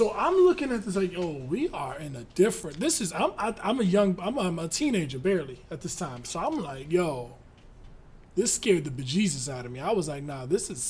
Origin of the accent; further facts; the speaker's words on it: New York City, New York, United States; when I was a kid from New York.